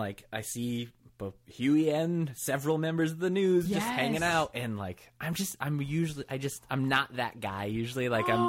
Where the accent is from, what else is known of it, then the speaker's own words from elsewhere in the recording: Michigan, United States; But I grew up in Michigan.